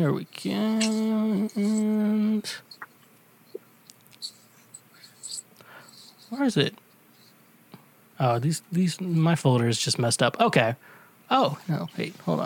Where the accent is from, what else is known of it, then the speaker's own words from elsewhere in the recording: Midwest, United States; I'm from the Midwest